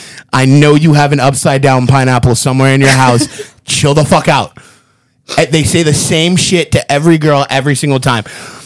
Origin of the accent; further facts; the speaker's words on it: Phoenix, Arizona, United States; Not a single. I'm from a major metropolitan city and I vote Democrat.